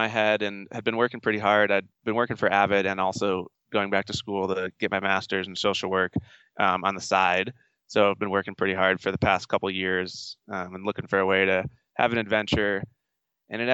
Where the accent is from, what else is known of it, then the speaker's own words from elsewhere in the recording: Western New York, United States; now in Golden, United States; I grew up in Western New York